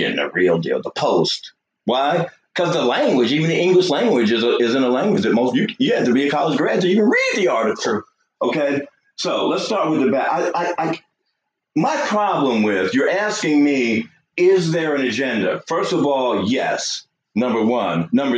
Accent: New York, United States; now in Georgia, United States; I'm a New Yorker

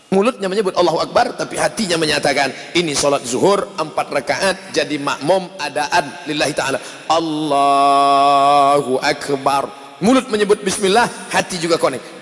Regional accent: Sumatra, Indonesia; Saya bukan orang Jawa, saya orang Melayu dari Sumatera.

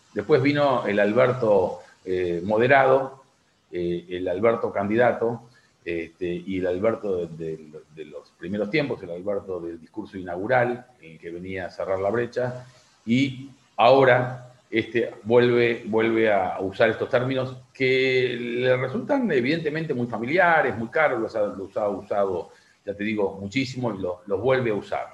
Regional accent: Argentina; como argentino

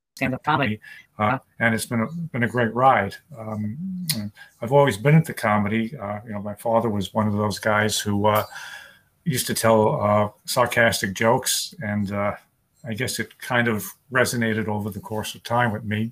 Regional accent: New York City, New York, United States; also born or lived in Long Island; was born and raised in New York City, and I live on Long Island right now

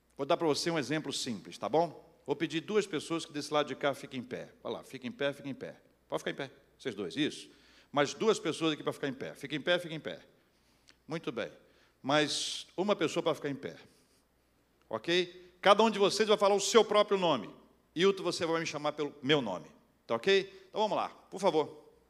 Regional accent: Brazil; Nós somos brasileiros, nós trabalhamos muito

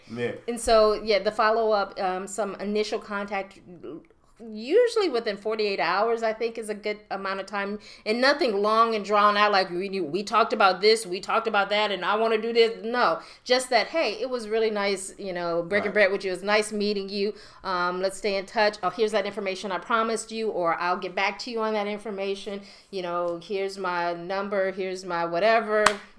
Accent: Bronx, New York, United States; Low, man, I'm from the Bronx.

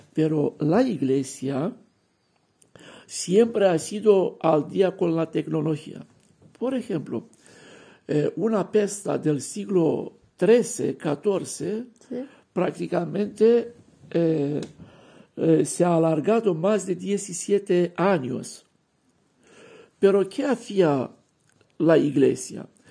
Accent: Romania; Spanish is a second language; moved away as an adult; now in Barcelona, Spain

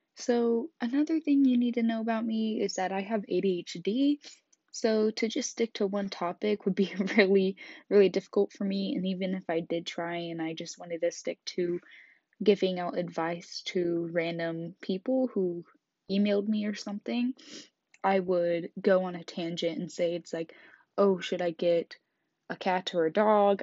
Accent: Kansas, United States; I grew up in Kansas

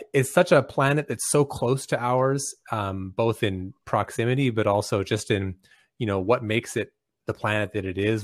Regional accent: Canada; I'm Canadian

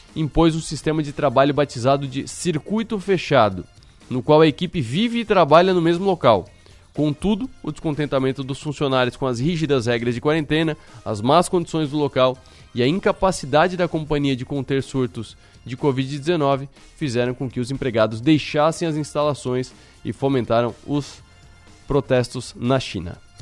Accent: Brazil; somos brasileiros

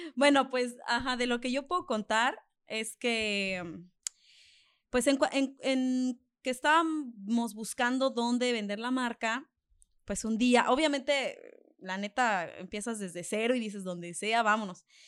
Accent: Mexico; soy mexicana

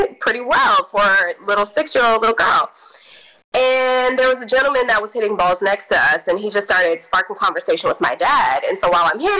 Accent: Missouri City, Texas, United States; also born or lived in Houston, Texas; I grew up in Houston, Missouri, by way of Missouri City

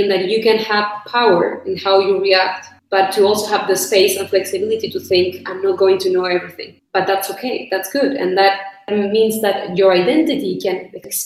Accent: Chile; I'm from Chile

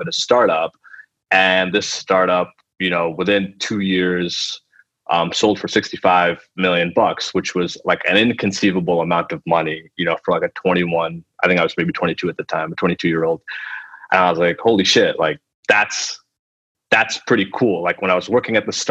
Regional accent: United States; first language Telugu; being Indian American

